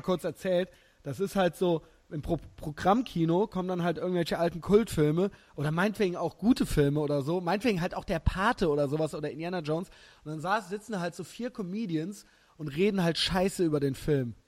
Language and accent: German; Germany; ich bin halt Deutscher